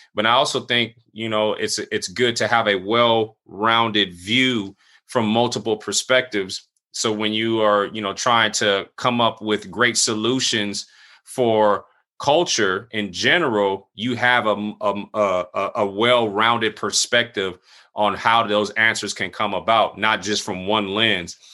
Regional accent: San Diego, California, United States; also born or lived in Cle Elum, Washington; I was born he, in San Diego, California. I grew up here for about a good twenty-two years

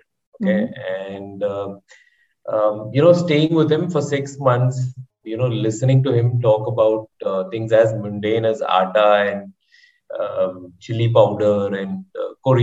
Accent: Kerala, India; I am from Kerala

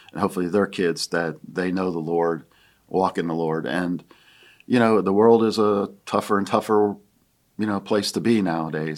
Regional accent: Williamsport, Pennsylvania, United States; moved away as an adult; also born or lived in Akron, Ohio; now in Greenville, United States; grew up in Williamsport, Pennsylvania. That's my hometown

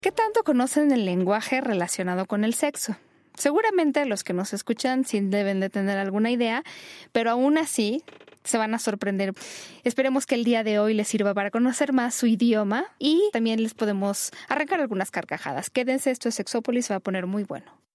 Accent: Mexico; donde vivimos, nuestra querida México, que fue donde yo nací

